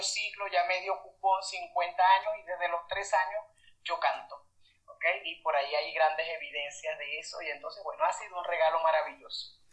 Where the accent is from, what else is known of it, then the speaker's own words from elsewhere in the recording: Maracaibo, Zulia, Venezuela; moved away as an adult; now in Mexico; nací por fortuna en Venezuela. Eh, con más bendición en Maracaibo